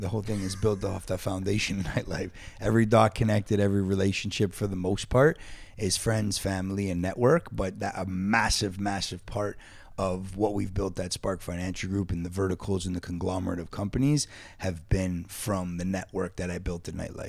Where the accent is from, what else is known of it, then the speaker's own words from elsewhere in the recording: Toronto, Ontario, Canada; School. Dufferin and Sinclair, originally.